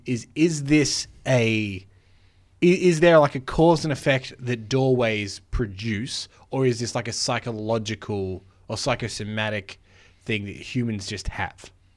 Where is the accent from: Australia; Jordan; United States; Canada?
Australia; we're Australian.